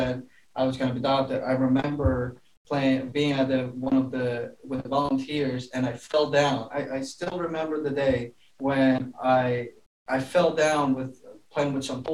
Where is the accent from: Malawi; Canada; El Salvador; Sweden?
El Salvador; moved away; was born in a really, really poor town in El Salvador.